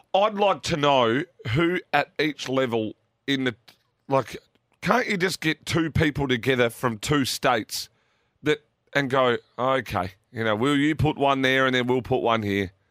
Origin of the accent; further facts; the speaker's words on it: South Australia, Australia; We're South Australian.